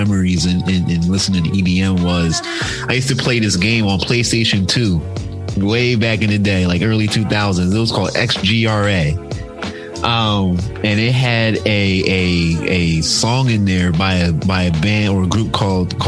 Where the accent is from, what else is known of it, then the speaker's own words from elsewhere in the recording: Philadelphia, Pennsylvania, United States; moved away; growing up and being in Philadelphia, especially being in the Black community in Philadelphia